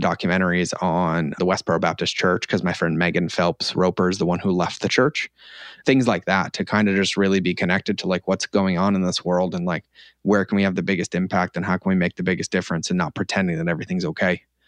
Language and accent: English; Scotland, United Kingdom; I'm Scottish, but I felt at home and grounded